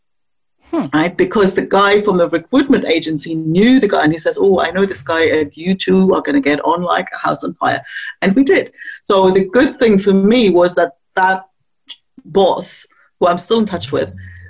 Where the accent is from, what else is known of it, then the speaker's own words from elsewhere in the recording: East Germany, Germany; moved away; I grew up in East Germany